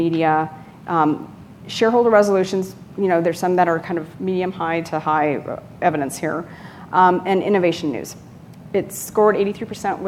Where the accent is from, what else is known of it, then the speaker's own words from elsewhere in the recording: California, United States; I'm from California